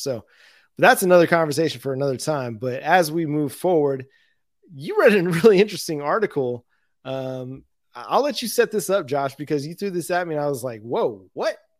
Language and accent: English; Dallas, Texas, United States; growing up in Dallas, Fort Worth myself